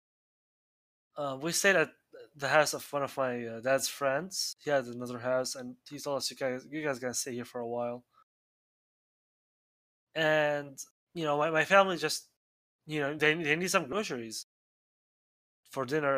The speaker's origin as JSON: {"language": "English", "country": "Syria", "first_language": "Arabic", "second_language": "English", "moved": "yes", "lives_now": "United States", "said": "I am from Syria"}